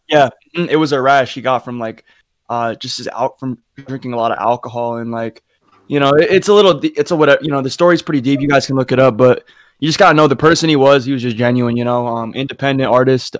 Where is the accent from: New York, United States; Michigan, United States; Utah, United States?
Utah, United States; I'm from Utah. I'm in like a small town in Utah